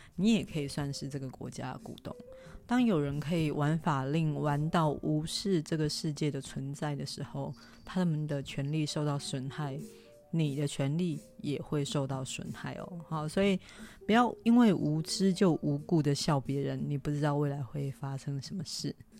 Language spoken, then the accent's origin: Chinese; Taiwan; 我们都是台湾人，我们生在台湾，长在台湾